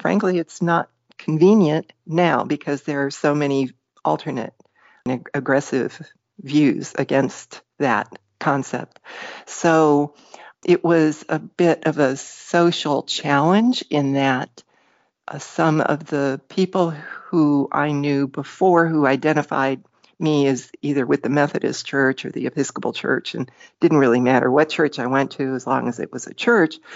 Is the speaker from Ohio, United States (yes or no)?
yes; Parma Heights, Ohio, United States; I grew up around Cleveland, Ohio, a little town called Parma Heights